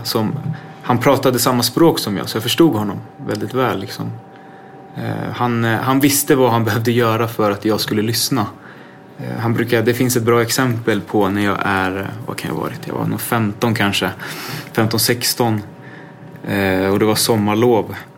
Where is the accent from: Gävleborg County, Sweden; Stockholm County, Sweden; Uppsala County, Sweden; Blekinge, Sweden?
Stockholm County, Sweden; Botkyrka; jag växte upp ute i, i Fittja